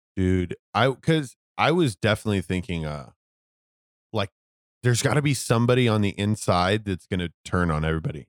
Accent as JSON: {"language": "English", "country": "United States", "tie": "born or raised there", "said": "I was born in America"}